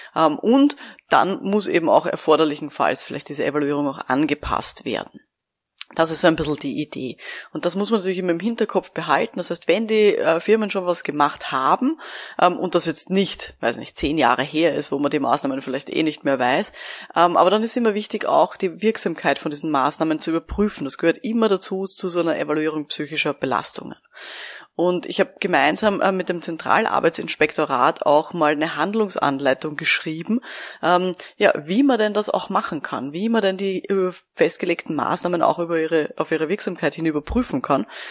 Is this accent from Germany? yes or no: no; Austria; bei uns in Österreich